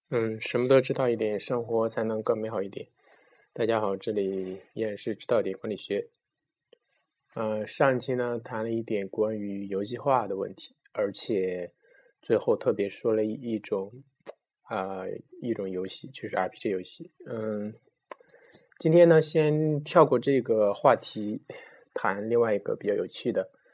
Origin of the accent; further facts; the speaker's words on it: China; 我们中国人